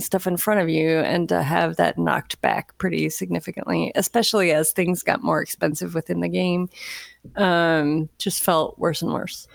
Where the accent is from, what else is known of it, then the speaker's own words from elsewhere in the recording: Florida, United States; moved away; I grew up in Florida